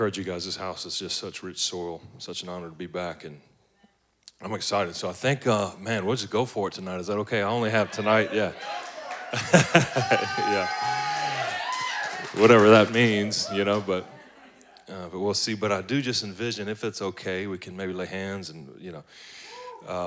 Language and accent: English; Baton Rouge, Louisiana, United States; moved away as an adult; now in Atlanta, United States; I'm originally from Baton Rouge, Louisiana, like way down at the bottom. They put crawfish in your baby bottles down there.